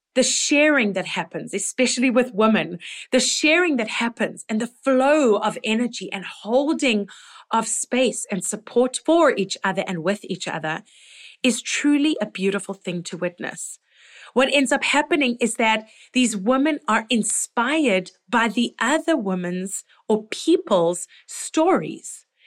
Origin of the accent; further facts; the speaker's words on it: Toronto, Ontario, Canada; here in my hometown